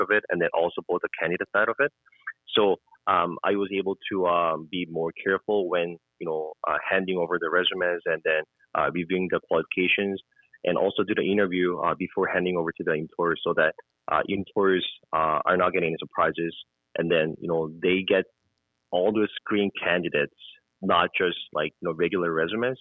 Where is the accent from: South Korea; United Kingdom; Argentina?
South Korea; also born or lived in Halifax, Canada; now in Edmonton, Canada; I am mm-hmm. from South Korea. I was born in South Korea.